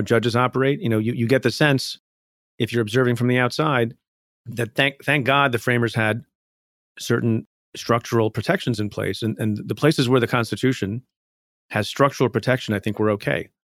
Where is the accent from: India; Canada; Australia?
India; now in United States; I was born in India, came to the United States.